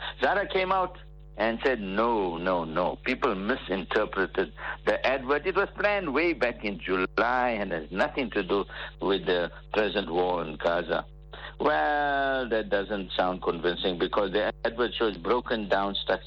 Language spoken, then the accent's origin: English; Port Shepstone, KwaZulu-Natal, South Africa; I was in my hometown, Port Shepstone